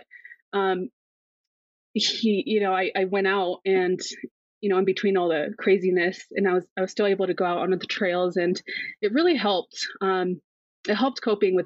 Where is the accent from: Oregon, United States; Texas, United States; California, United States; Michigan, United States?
California, United States; Big Bear Lake; So I am from Big Bear Lake, California. I have been here my whole life.